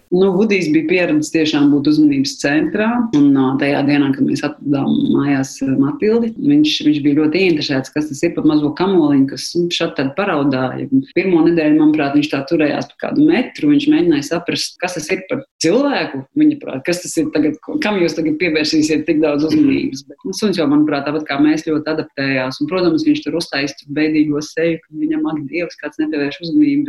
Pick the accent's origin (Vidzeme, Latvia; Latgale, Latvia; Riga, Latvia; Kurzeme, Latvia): Riga, Latvia; es esmu no Rīgas